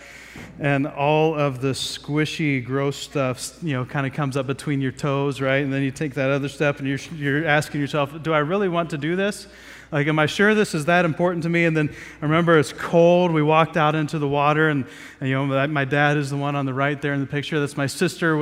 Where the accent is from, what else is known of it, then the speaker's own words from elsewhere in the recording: Southeast Ohio, United States; I grew up in Southeast Ohio